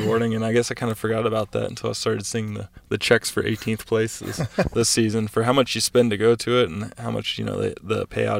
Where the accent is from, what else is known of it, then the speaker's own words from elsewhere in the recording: East Coast, United States; I grew up on the East Coast and I rode a lot of like sawdust tracks and sand tracks and just deep rutted, stuff.